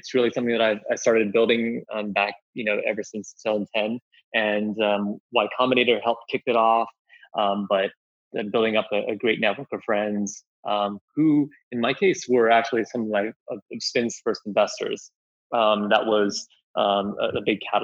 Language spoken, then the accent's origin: English; Vancouver, British Columbia, Canada; moved away as an adult; also born or lived in Singapore / New York / China; now in San Francisco, United States; being from Singapore and growing up in Vancouver, having lived in New York, also upstate New York for college in a small town, and now in San Francisco